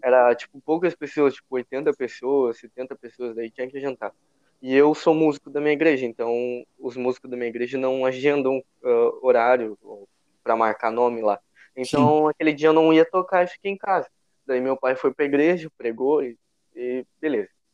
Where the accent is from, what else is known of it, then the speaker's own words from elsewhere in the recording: São Leopoldo, Rio Grande do Sul, Brazil; sou gaúcho e uh, sou de São Leopoldo, Rio Grande do Sul, Grande Porto Alegre